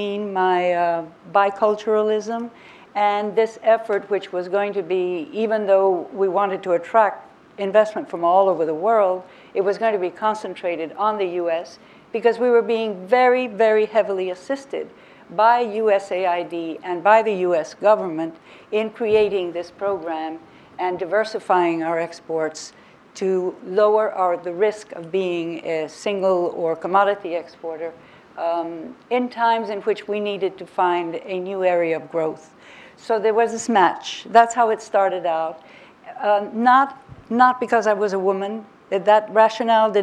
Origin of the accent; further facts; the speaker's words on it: Costa Rica; also born or lived in United States; because I am half American and half Costa Rican, I'm a hybrid, my mother is American